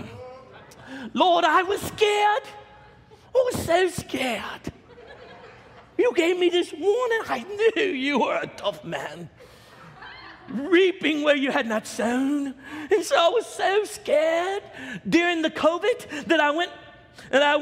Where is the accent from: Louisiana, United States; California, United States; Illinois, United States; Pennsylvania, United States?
Louisiana, United States; Baton Rouge; our city that I grew up in Baton Rouge, Louisiana